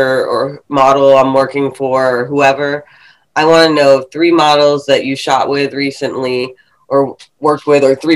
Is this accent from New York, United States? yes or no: no; Fredericksburg, Virginia, United States; I was actually like 45 minutes south in Fredericksburg, Virginia